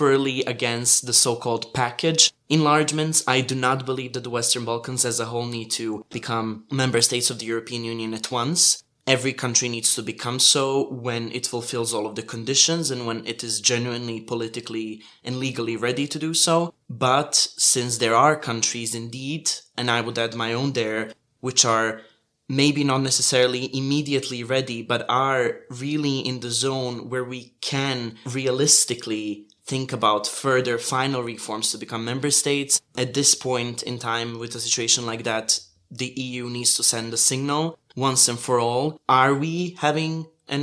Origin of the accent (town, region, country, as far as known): Montenegro